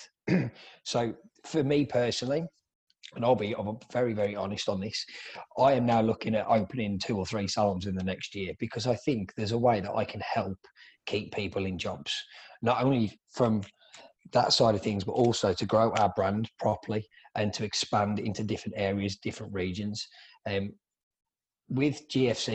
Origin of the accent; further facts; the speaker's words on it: England, United Kingdom; moved away as an adult; now in Melbourne, Australia; I'm originally from England. I moved to Australia about 10 years ago, and I'm the co-owner and education director of Ruby Hair here in Melbourne, Australia